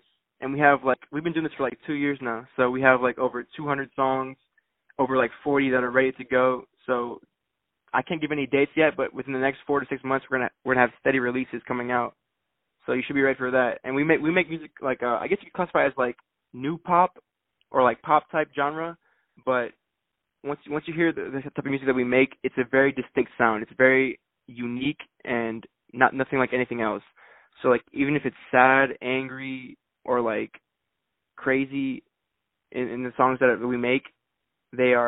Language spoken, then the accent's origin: English; Broward County, South Florida, United States; also born or lived in Chicago, Illinois; I'm from South Florida. Well, I was born in Chicago. I moved to South Florida when I was 4 years old. So I'm from Broward County right now.